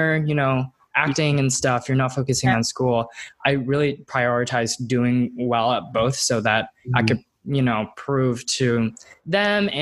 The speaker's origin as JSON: {"language": "English", "town": "Plano", "region": "Texas", "country": "United States", "tie": "born or raised there", "said": "I grew up in Dallas, Texas, specifically the suburb of Plano, Texas"}